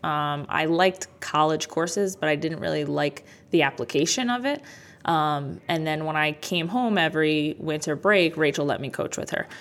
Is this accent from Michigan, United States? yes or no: no; Jackson, New Jersey, United States; also born or lived in Bronx, New York / Freehold, New Jersey; I was born in the Bronx, but I grew up in this area. So I lived in Freehold, and then most of my life I lived in Jackson